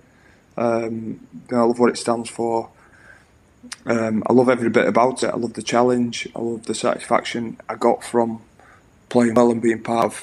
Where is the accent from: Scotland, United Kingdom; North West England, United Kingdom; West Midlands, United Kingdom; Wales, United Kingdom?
North West England, United Kingdom; Oldham; I grew up in Oldham